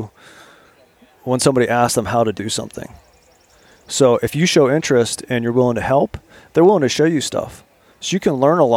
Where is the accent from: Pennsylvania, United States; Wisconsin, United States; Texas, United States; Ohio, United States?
Pennsylvania, United States; Pittsburgh; moved away; also born or lived in Virginia; I grew up outside of Pittsburgh. I lived in Virginia. I live in an urban environment